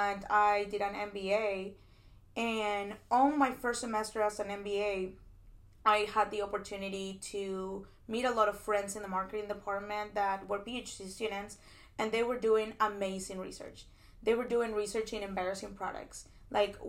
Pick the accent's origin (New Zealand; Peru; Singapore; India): Peru; moved away as an adult; now in United States; I am an international student. I come from Peru. And I actually was born and raised in Peru. I finished high school over there. And I decided to come to the States for undergrad